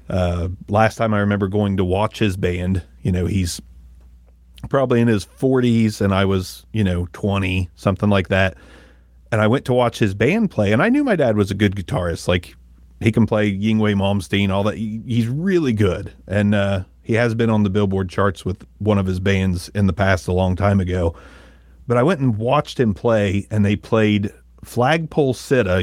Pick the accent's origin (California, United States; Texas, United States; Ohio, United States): Ohio, United States; growing up in Ohio